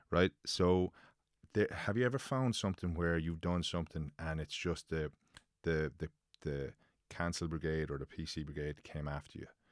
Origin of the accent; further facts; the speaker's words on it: Limerick, Munster, Ireland; now in Dublin, Ireland; Living in, living in Dublin, I get slagged f, that I'm from Limerick